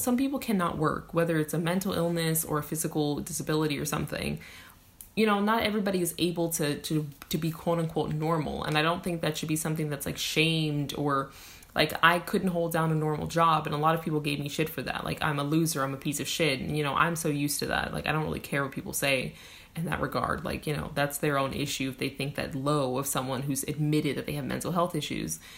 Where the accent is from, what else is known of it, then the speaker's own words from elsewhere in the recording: United States; my home country